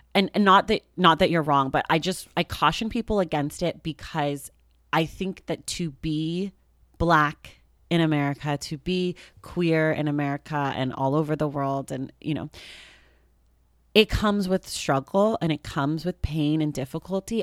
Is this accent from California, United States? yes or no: yes; Oakland, California, United States; I grew up in Oakland, California.